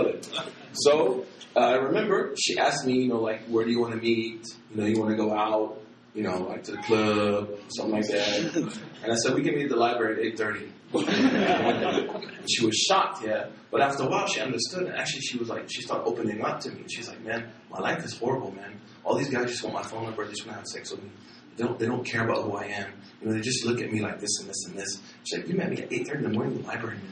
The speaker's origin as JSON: {"language": "English", "town": "Oklahoma City", "region": "Oklahoma", "country": "United States", "said": "I'm from Oklahoma City"}